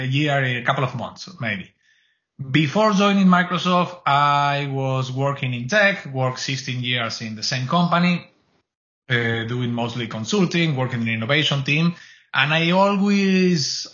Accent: Argentina; English is a second language; moved away as an adult; also born or lived in Spain; now in Canada; born and raised in Argentina, moved to Spain in the early 2000s and moved to Canada on 5 or 6 years ago

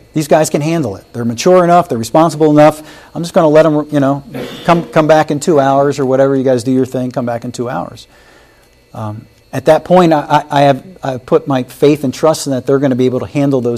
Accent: Wilmington, Delaware, United States; I grew up in Wilmington, Delaware

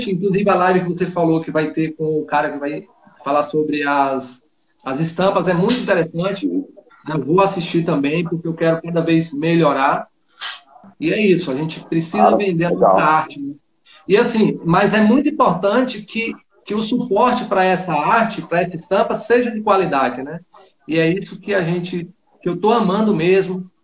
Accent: Bonito, Bahia, Brazil; Ah, eu sou aqui da Bahia, interior da Bahia. É, a minha cidade, Ó. ela chama é, Bonito, o nome da cidade.

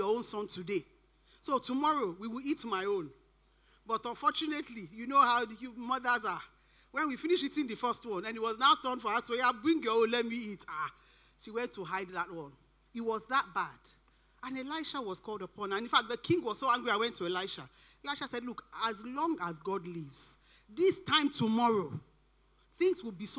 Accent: Nigeria; moved away; I grew up in Nigeria and I've been here for quite a long time

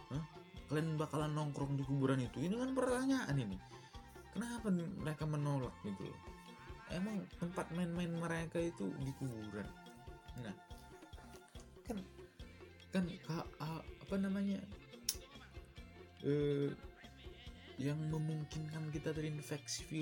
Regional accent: Medan, North Sumatra, Indonesia; now in Bandung, Indonesia; saya ini asli Medan asli Medan tapi orang tua sekarang ada di Riau di Riau dan ya sekarang saya tinggal di Bandung untuk kuliah dan saya sebenarnya orang Karo

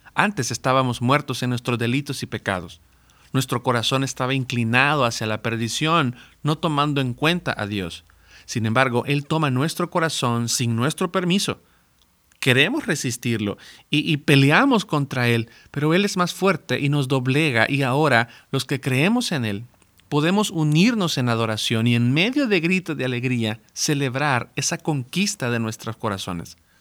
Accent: El Salvador; now in Mexico; yo personalmente soy del Salvador

